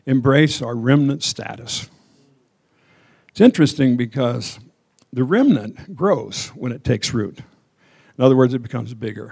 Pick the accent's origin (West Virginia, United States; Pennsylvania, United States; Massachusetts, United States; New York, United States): Pennsylvania, United States; Endless Mountains; I was born in the Endless Mountains in Pennsylvania.